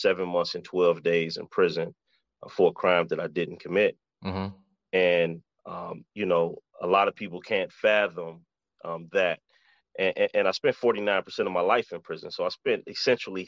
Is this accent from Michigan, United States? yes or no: yes; Detroit, Michigan, United States; I was born and raised in Detroit